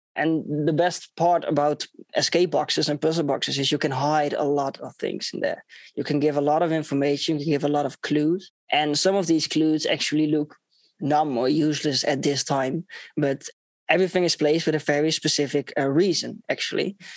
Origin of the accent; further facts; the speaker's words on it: Netherlands; I'm from the Netherlands.